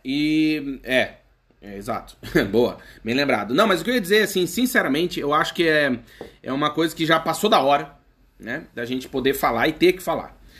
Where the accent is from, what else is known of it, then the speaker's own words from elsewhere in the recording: Santa Catarina, Brazil; moved away as an adult; now in Portugal; no meu país de origem, no caso do Brasil, mais próximo do meu estado, que é Santa Catarina